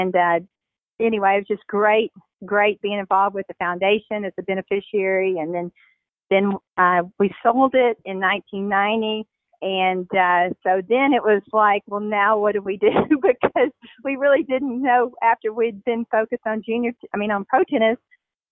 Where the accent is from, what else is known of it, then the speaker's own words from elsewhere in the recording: Shreveport, Louisiana, United States; growing up in Shreveport